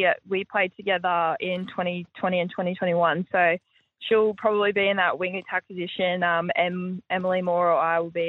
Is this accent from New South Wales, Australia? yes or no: no; Brisbane, Queensland, Australia; Yeah, I'm from Brizzy, so grew up